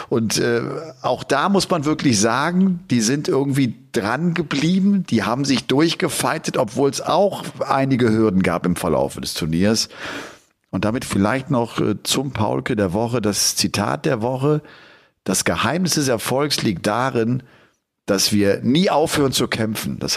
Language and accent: German; Dresden, Saxony, Germany; bin einfach mal zu einem Jugendtraining in Dresden in meiner Heimatstadt gegangen.